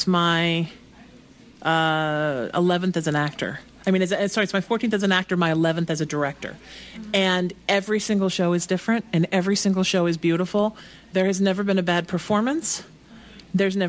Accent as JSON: {"language": "English", "town": "New Haven", "region": "Connecticut", "country": "United States", "also_born_or_lived": "New York", "moved": "yes", "lives_now": "Los Angeles, United States", "said": "I'm from New Haven, Connecticut"}